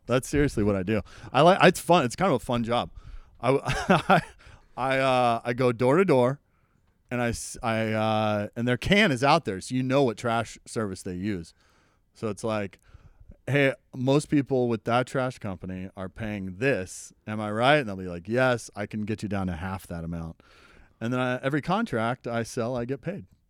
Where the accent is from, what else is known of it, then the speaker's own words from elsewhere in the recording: Oklahoma, United States; I'm from Oklahoma